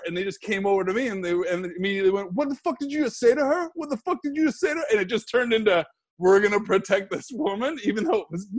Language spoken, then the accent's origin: English; Halifax, Nova Scotia, Canada; moved away as an adult; also born or lived in London, United Kingdom / Manchester, United Kingdom; I'm from Halifax, Nova Scotia.